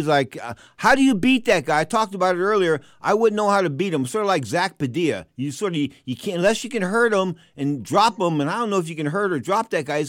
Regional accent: San Francisco, California, United States; I'm from San Francisco

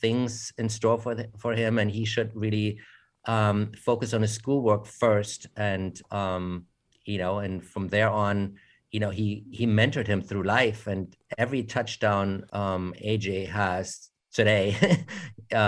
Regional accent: Munich, Bavaria, Germany; moved away as an adult; now in United States; I'm from Germany originally, although I was born in America, raised in Germany, and then came back to study at the American Film Institute

